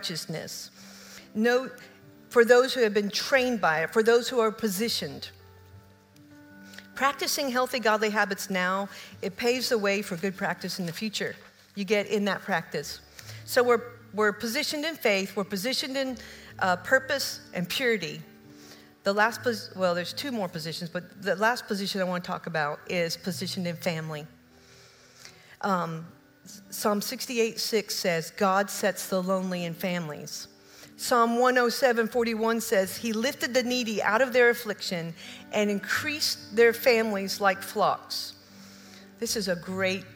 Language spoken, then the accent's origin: English; Oak Ridge, Tennessee, United States; moved away; also born or lived in Kentucky; I grew up in Oak Ridge